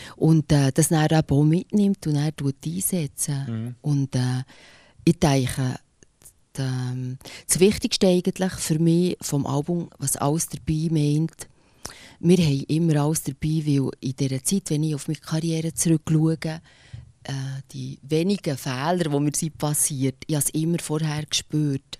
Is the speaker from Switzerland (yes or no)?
yes; Bernese German, Switzerland; accent: Berndeutsch; first language Bernese German; Berndeutsch, ich find, also meine Muttersprache